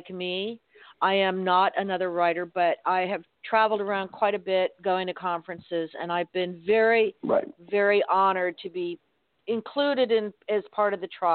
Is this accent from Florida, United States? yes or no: yes; Miami, Florida, United States; growing up in Miami